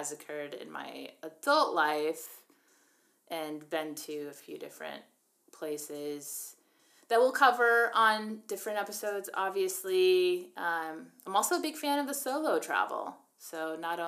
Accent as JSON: {"language": "English", "region": "Iowa", "country": "United States", "tie": "born or raised there", "moved": "yes", "lives_now": "Virginia, United States", "said": "I grew up in Iowa"}